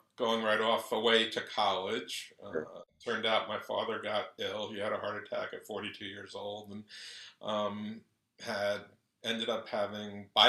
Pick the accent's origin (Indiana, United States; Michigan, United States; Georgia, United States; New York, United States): New York, United States; Long Island; moved away as an adult; also born or lived in Jamaica, Queens, New York / Seattle, Washington; now in South Florida, United States; So I was born in Jamaica, Queens. When I was about 4, we moved out to Commack, Long Island.